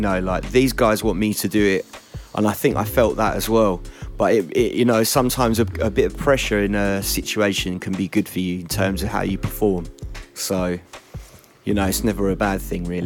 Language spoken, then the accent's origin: English; Essex, East of England, United Kingdom; I grew up in Essex